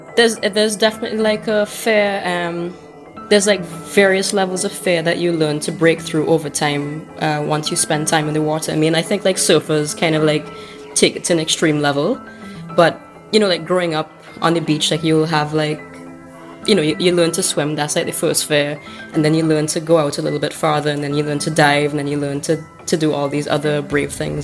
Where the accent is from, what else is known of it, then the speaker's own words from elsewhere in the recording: St. Vincent & Grenadines; a photographer from St. Vincent and the Grenadines